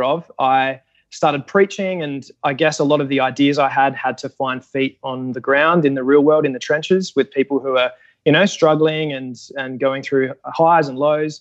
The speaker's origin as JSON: {"language": "English", "area": "Adelaide Hills", "region": "South Australia", "country": "Australia", "tie": "born or raised there", "also_born_or_lived": "Indonesia", "said": "I've grown up in the Adelaide Hills"}